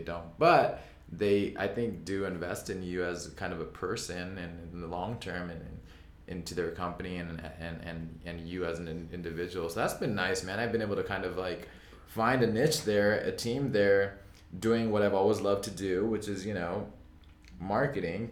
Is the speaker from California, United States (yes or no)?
yes; Orange County, California, United States; growing up in Orange County, you know, like, just minutes from Anaheim.